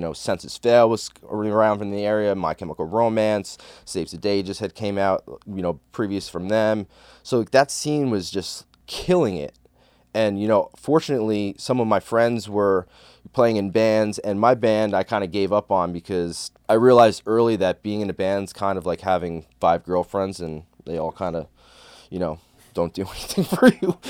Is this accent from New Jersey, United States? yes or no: yes; Bergen County, New Jersey, United States; I grew up in Bergen County, New Jersey